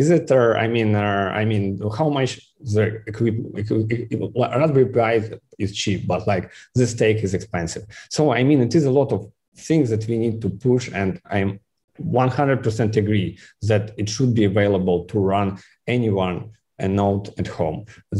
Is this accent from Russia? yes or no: yes; Kaliningrad, Kaliningrad Oblast, Russia; English is a second language; I am a boy from Kaliningrad, you know. Like, I don't think that you know where is Kaliningrad